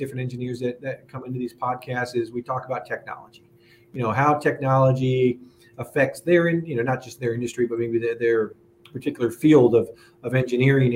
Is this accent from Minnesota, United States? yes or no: no; California, United States; growing up in California